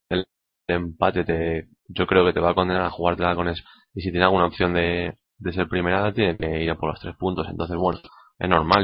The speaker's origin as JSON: {"language": "Spanish", "country": "Spain", "said": "como español"}